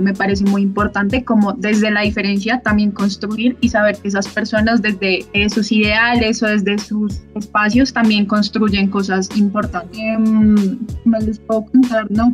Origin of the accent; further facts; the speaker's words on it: Bogotá, Colombia; yo soy de Bogotá